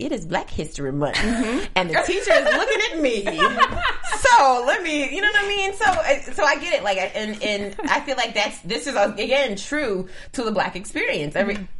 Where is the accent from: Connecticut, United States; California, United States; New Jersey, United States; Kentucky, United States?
Kentucky, United States; Because, see, I grew up in the South. I grew up in Kentucky. So, like, I grew up on soul food that will kill you. And, like, I grew up in a soul food joint, literally.